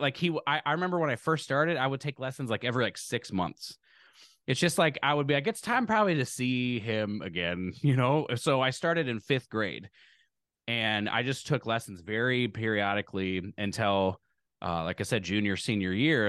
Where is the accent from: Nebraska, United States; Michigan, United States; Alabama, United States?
Nebraska, United States; Lincoln; I grew up in Lincoln, Nebraska